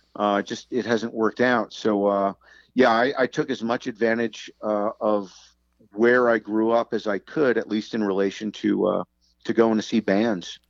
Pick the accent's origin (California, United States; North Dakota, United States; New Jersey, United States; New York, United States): New Jersey, United States; Englishtown; also born or lived in Newark, New Jersey; I was born in Newark, New Jersey, but we moved when I was about one to Englishtown, New Jersey